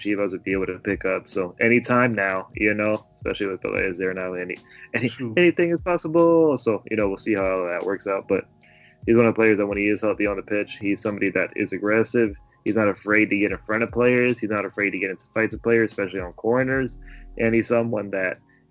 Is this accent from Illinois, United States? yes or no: yes; Chicago, Illinois, United States; I'm from Chicago